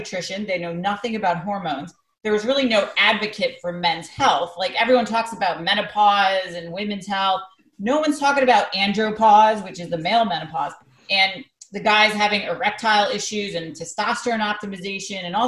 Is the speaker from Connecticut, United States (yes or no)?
yes; Greenwich, Connecticut, United States; my hometown of Greenwich, Connecticut